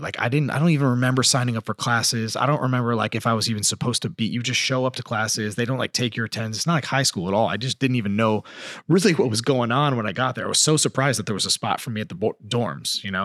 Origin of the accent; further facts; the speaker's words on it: Colchester, Connecticut, United States; moved away as an adult; also born or lived in California; growing up in Colchester, Connecticut